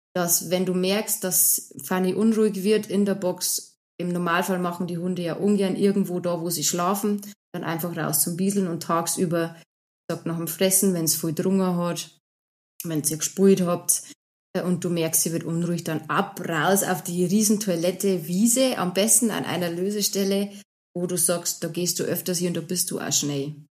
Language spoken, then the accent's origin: German; Bavaria, Germany; accent: Bavarian